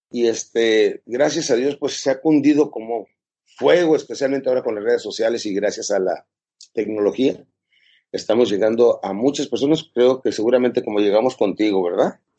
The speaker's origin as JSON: {"language": "Spanish", "region": "Chihuahua", "country": "Mexico", "lives_now": "El Paso, United States", "said": "Pues este, yo soy originalmente de México, de Chihuahua. A los 13 años me cruzaba a El Paso, Texas, que es Estados Unidos de Norteamérica."}